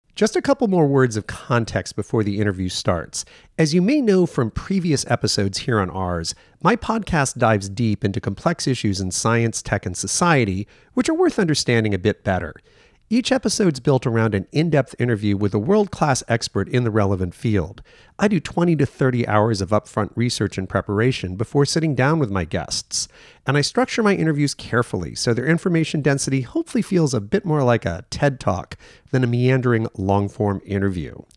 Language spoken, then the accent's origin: English; Connecticut, United States; I grew up in Connecticut